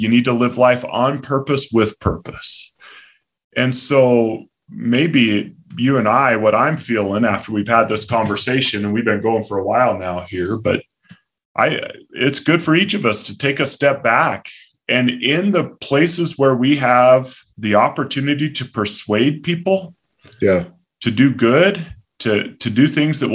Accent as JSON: {"language": "English", "town": "Palmdale", "region": "California", "country": "United States", "tie": "born or raised there", "said": "my hometown of Palmdale, California"}